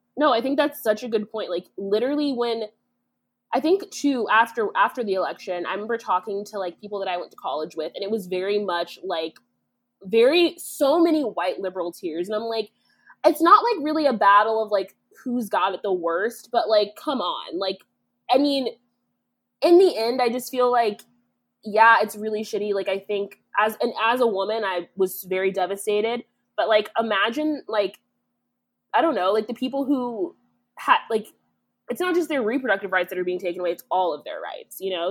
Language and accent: English; Kansas, United States; now in Illinois, United States; Kansas is my home state